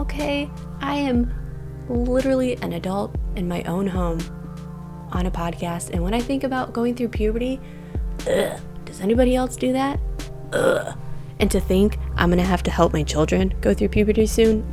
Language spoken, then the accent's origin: English; Michigan, United States; I grew up in Michigan.